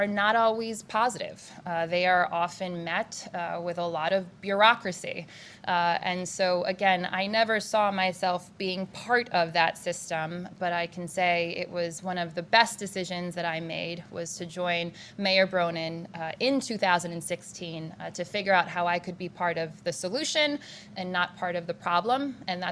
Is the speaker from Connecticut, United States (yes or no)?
yes; Hartford, Connecticut, United States; also born or lived in Syracuse, New York / New York City; growing up in Hartford